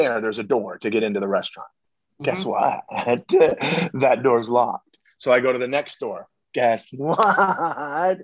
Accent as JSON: {"language": "English", "town": "Long Beach", "region": "California", "country": "United States", "tie": "born or raised there", "moved": "yes", "said": "The original Yard House was in my hometown. The very first Yard House is in Long Beach, California"}